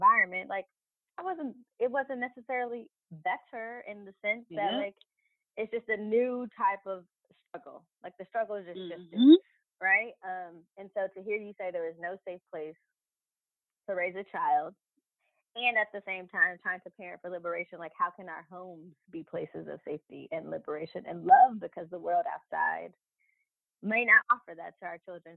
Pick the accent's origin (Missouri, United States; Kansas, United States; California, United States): California, United States; Los Angeles; I grew up in South Central LA. My mom, my family is from Compton